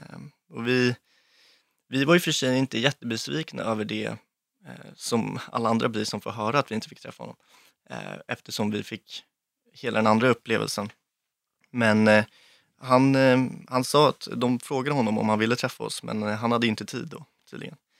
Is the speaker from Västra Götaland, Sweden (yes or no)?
no; Lidingö, Stockholm County, Sweden; Jag växte upp eh, på Lidingö med min mamma, pappa och mina två brorsor och min hund